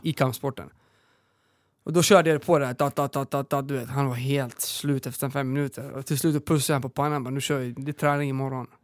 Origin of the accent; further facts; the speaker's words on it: northern Serbia, Serbia; now in Sweden; Vi mm. är uppvuxna i Serbien, eh, norra Serbien.